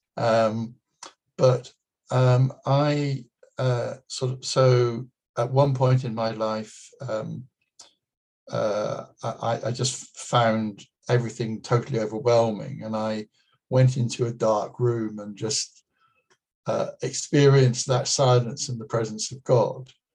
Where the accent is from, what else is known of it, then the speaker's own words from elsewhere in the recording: United Kingdom; being British